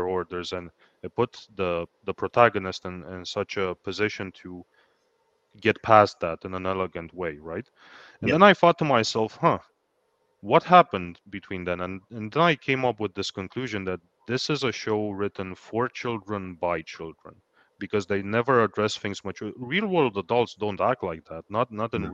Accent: Romania; now in Ireland; I am Romanian

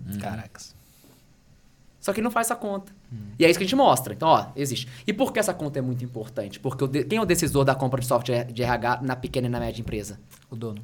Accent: Rio de Janeiro, Brazil; moved away as an adult; now in São Paulo, Brazil; sou carioca, mas eu moro em São Paulo há, há quase 15 anos

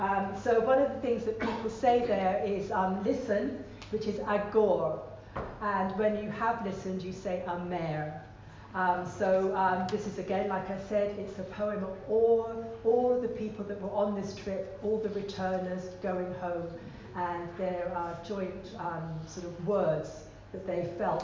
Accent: London, United Kingdom; I was born in London. Both my parents are Guyanese.

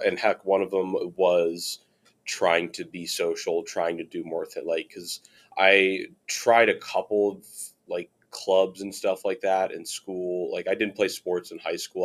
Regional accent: Chicago, Illinois, United States; also born or lived in Virginia; now in Cincinnati, United States; I'm from Chicago

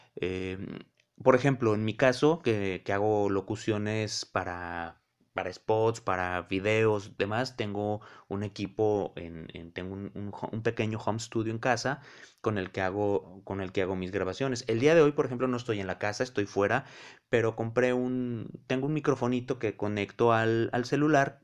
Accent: León, Guanajuato, Mexico; now in Cancún, Mexico; soy oriundo de León, Guanajuato, pero la vida me ha llevado a distintos puntos. Ahora vivo en Cancún

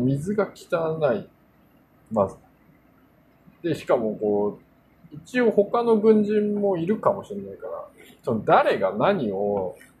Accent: South Korea; Japanese is a second language; also born or lived in Japan; now in New York, United States; 韓国で生まれたんですけど

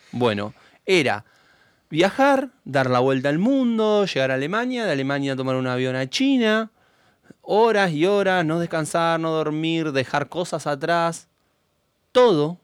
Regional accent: Argentina; nosotros somos argentinos

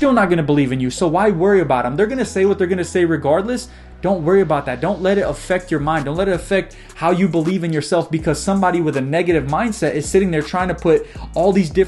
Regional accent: United States; I was born in America

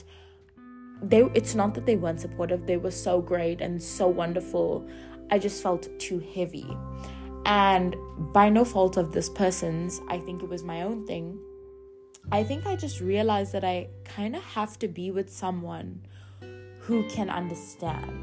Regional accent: Durban, KwaZulu-Natal, South Africa; moved away; I'm from Durban

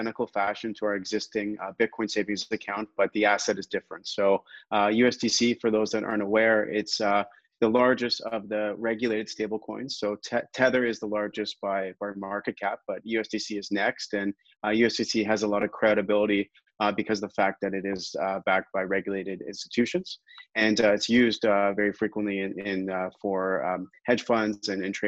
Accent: Canada; as a Canadian

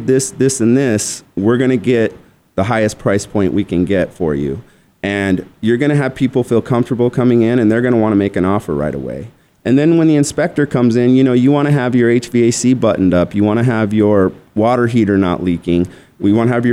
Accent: Tucson, Arizona, United States; also born or lived in Scottsdale, Arizona; I'm originally from Tucson

